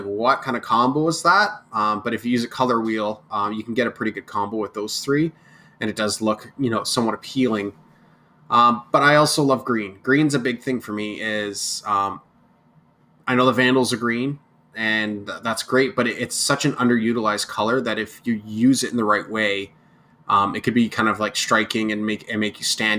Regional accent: Kingston, Ontario, Canada; It's my home city.

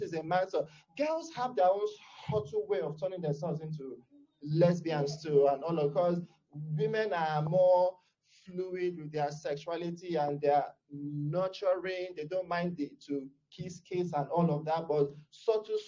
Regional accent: Nigeria; I am a Nigerian, I'm from Africa

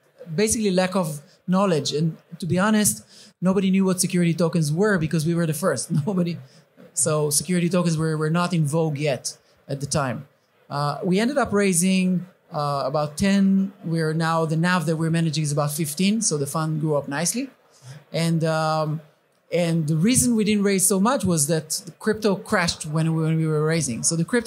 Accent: England, United Kingdom; I'm from England

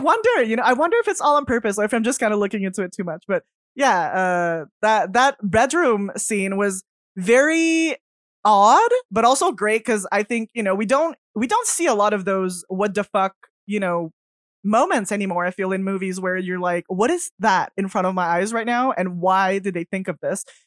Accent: Canada; I'm French, so I'm French Canadian

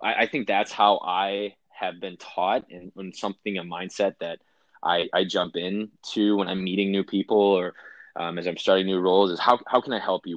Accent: Wisconsin, United States; moved away; I grew up in Wisconsin

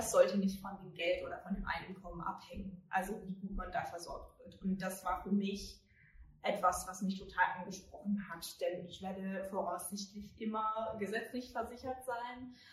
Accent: United Kingdom; German is a second language; moved away as an adult; now in Germany; ich komme aus Großbritannien, ich wohne erst seit vier Jahren in Deutschland

